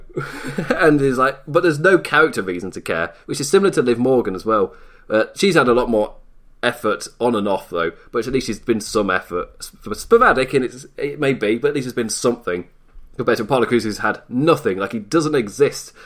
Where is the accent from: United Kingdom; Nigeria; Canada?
United Kingdom; England; I am English